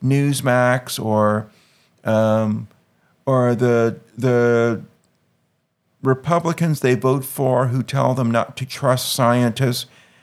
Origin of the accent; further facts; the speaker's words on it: Louisiana, United States; moved away; I'm from Louisiana